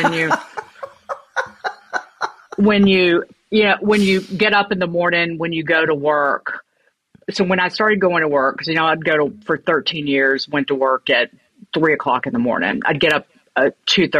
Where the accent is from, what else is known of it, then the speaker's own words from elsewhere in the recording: Brookneal, Virginia, United States; I grew up in it's called Brookneal, Virginia. It is in Southern Virginia.